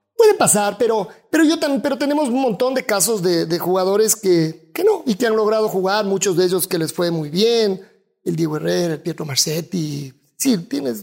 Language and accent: Spanish; Quito, Pichincha, Ecuador; acá en Quito, somos los quiteños como somos